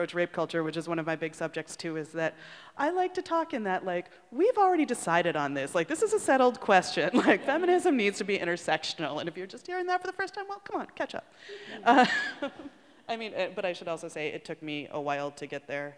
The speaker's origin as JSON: {"language": "English", "town": "Chicago", "region": "Illinois", "country": "United States", "said": "I'm from Chicago"}